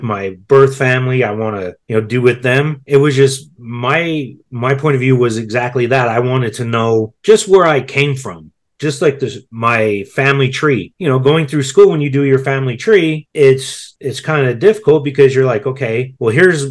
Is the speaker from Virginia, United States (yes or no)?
no; Colorado, United States; I was born in Colorado